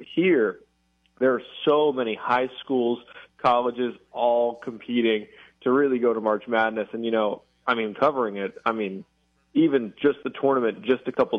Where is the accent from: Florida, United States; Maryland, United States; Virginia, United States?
Maryland, United States; although I grew up in Maryland, and you think Maryland urban, I grew up in one of the more it's rural for Maryland, not rural overall.